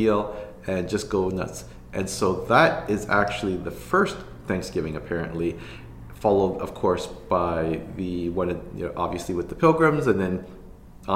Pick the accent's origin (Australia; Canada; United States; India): Canada